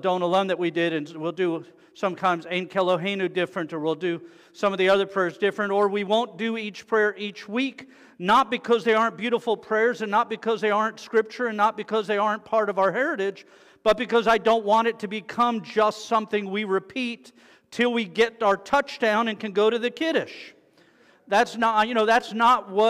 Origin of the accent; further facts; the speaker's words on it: South Florida, United States; I'm from South Florida, where you take your life in your hands every time you get on the road